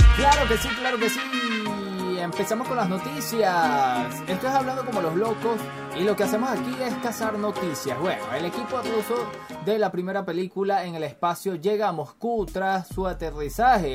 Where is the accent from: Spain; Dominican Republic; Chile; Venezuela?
Venezuela; yo soy venezolano y aquí en Caracas